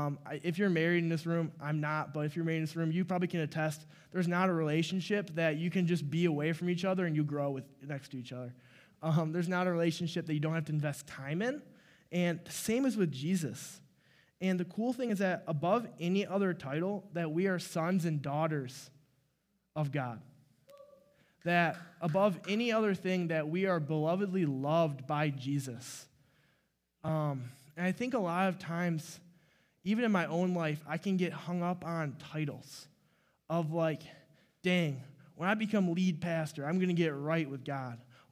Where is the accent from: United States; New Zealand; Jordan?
United States; Clarkston, Michigan; so I am from Clarkston, Michigan, which is 2 hours east, and I didn't really grow up in the church